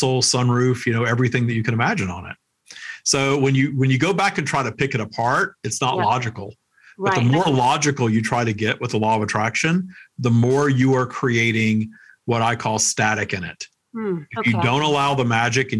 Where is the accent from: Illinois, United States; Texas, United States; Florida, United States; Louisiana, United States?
Louisiana, United States; Minden; I was working at Wendy's my hometown in Minden, Louisiana